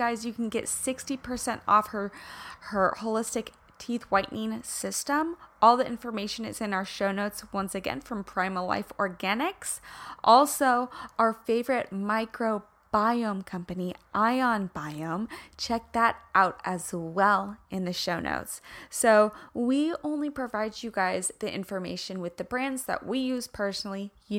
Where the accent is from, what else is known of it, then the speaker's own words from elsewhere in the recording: Kansas, United States; accent: Midwestern twang; guys, I'm from Kansas. So when I'm in California, people are like, oh, where's your accent from? Because it's the mix between like a me covering up the twang that comes out when I'm really in the Midwest